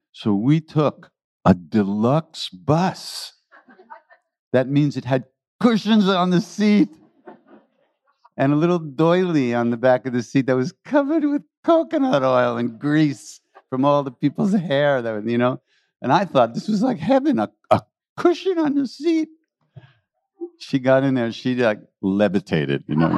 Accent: New York City, New York, United States; I was born in New York City

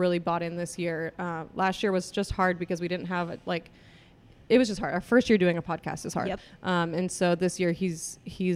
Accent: Denver, Colorado, United States; moved away as an adult; also born or lived in Kansas; now in Atlanta, United States; I'm originally from Colorado

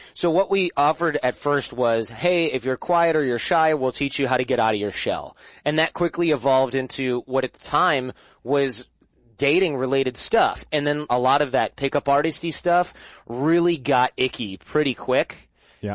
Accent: Michigan, United States; I'm from Michigan

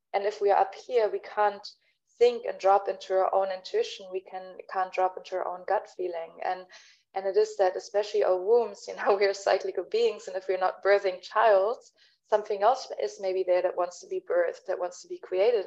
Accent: Berlin, Germany; first language German; English is a second language; moved away; my mother tongue is, is german i'm originally from berlin

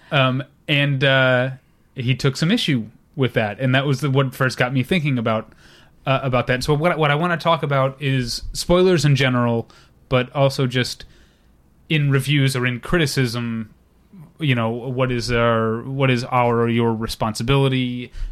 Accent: St. Louis, Missouri, United States; moved away; I was born and raised to hate the Cubs 'cause I'm from Saint Louis, Missouri

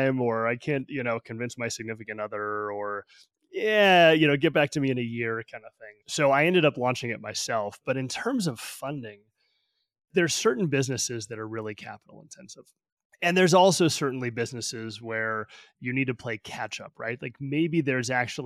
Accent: Albuquerque, New Mexico, United States; moved away as an adult; also born or lived in Midwest / Silicon Valley; now in Denver, United States; I was born and raised in Albuquerque, New Mexico, went to school in the Midwest, started my career in Silicon Valley

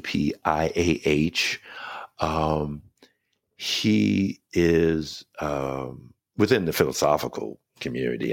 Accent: New York City, New York, United States; I was born in New York, in hmm. Brooklyn, New York. I grew up as a New Yorker

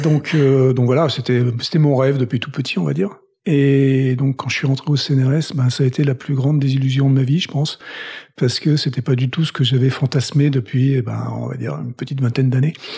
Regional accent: Toulouse, Occitania, France; moved away as an adult; also born or lived in Paris / Boston; now in United States; je viens de Toulouse. Donc je suis toulousain. J'ai vécu première partie de ma vie là-bas

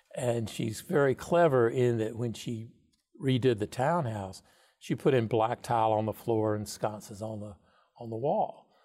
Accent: North Carolina, United States; moved away; also born or lived in New York City; I grew up in North Carolina town of, I don't know, seven thousand people, Milltown.

